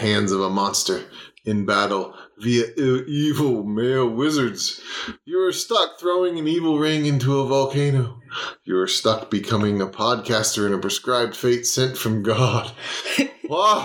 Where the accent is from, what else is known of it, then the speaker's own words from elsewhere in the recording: the South, United States; accent: recessive southern; my recessive southern accent